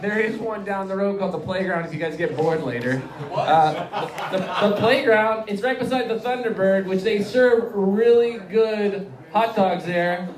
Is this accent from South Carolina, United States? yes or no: yes; South Carolina, United States; I'm from South Carolina